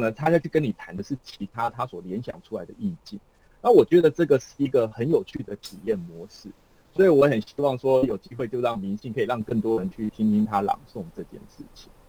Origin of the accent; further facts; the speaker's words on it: Kaohsiung, Taiwan; 怡辉呢，他其实也是我们高雄人哦